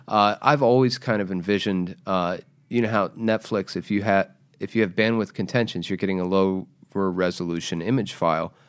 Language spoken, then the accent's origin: English; Jacksonville, Florida, United States; I'm from Jacksonville.